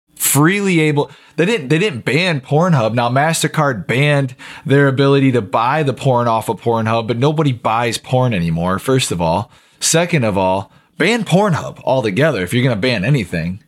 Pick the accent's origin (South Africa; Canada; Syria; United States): United States; as the American people